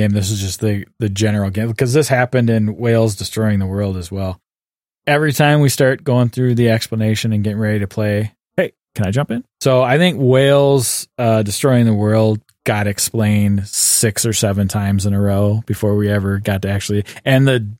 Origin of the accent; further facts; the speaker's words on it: Canada; And I'm a Canadian.